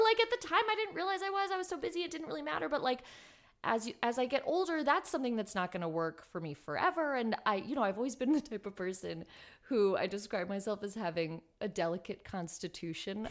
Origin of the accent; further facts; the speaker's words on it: Los Angeles, California, United States; also born or lived in South Pasadena; I'm from Highland Park originally, which, um, is on the east side of Los Angeles, and then ended up moving into South Pasadena